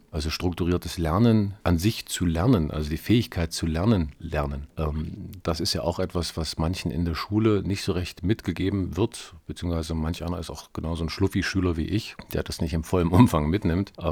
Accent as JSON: {"language": "German", "town": "Erfurt", "region": "Thuringia", "country": "Germany", "tie": "born or raised there", "said": "nach der Schießerei am Gutenberg-Gymnasium in Erfurt, was ja auch meine Heimatstadt ist, was mich also auch irgendwo äh, auf eine besondere Weise auch getroffen hat."}